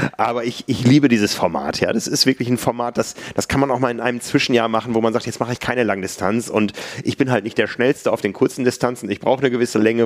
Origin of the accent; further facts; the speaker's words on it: near Harsewinkel, North Rhine-Westphalia, Germany; now in Hamburg, Germany; in meiner Heimat gab es immer eine frühe Mitteldistanz, ich glaube in Hasewinkel